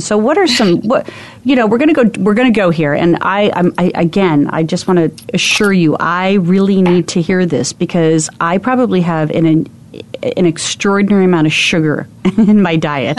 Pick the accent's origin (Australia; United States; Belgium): United States; Arizona; I'm from Arizona